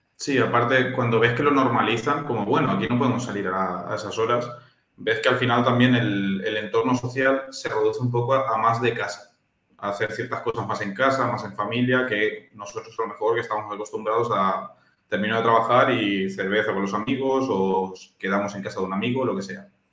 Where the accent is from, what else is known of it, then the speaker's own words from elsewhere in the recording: Valencia, Valencian Community, Spain; also born or lived in Temuco, Chile; aunque yo ya he nacido en Chile, yo soy de la terreta, porque llevo desde los cinco años en Valencia y prácticamente soy valenciano.